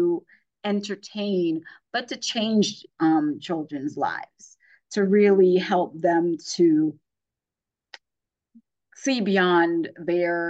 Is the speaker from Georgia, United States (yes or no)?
no; New York City, New York, United States; moved away as an adult; also born or lived in Virginia; now in Northern Virginia, United States; I grew up in Brooklyn, New York, and my kids are here growing up in Northern Virginia